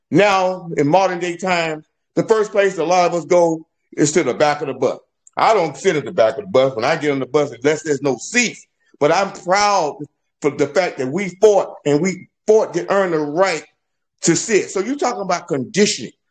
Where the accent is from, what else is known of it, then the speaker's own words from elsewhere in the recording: United States; born there; I'm American, according to my birth certificate. I was born here in the United States of America. I'm a natural born citizen.